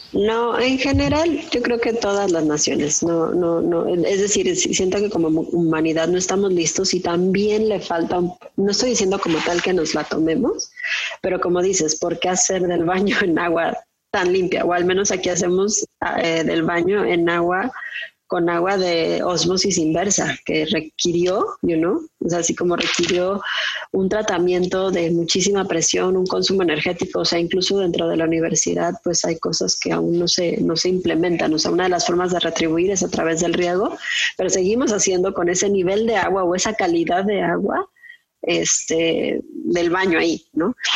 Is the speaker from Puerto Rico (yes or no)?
no; Mexico; moved away as an adult; now in Saudi Arabia; soy eh, mexicana. Actualmente estoy haciendo un doctorado en Ingeniería y Ciencias Ambientales en Arabia Saudita